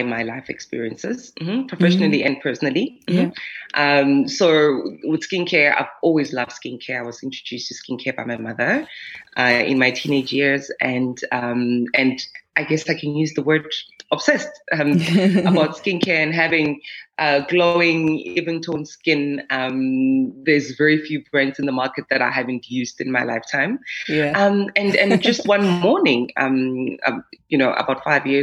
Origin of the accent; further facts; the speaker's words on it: South Africa; as a South African African woman with melanin-rich skin